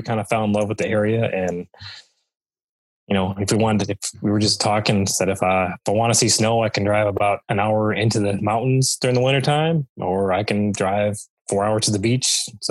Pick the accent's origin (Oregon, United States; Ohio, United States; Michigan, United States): Michigan, United States; moved away as an adult; now in Morganton, North Carolina, United States; You know, I grew up in the Midwest, grew up in Michigan, and lived there for, 30 years